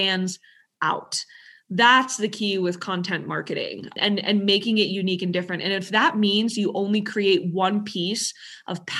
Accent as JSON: {"language": "English", "region": "New York", "country": "United States", "said": "I'm from New York."}